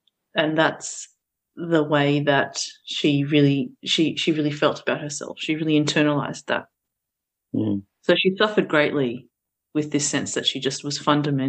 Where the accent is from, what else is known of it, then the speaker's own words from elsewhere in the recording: Australia; English is a second language; We then did move to Australia, and in the early years of our migration, that was very difficult. I had to go straight into school even though I was 4 years old and I didn't speak any English.